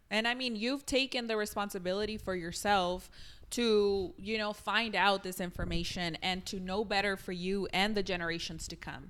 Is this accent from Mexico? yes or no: yes; Mexico; moved away; I grew up in Mexico